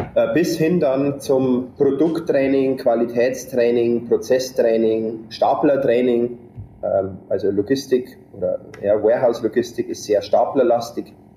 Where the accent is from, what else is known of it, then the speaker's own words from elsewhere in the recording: district of Deggendorf, Bavarian Forest, Germany; moved away as an adult; now in United States; ich bin aufgewachsen in einem kleinen äh, Dorf im Bayerischen Wald ähm, mit insgesamt 25 Einwohnern